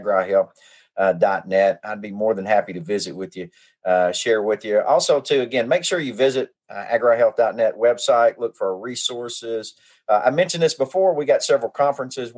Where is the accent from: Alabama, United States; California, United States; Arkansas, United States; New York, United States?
Arkansas, United States; White and Cache River; I grew up on the White and Cass River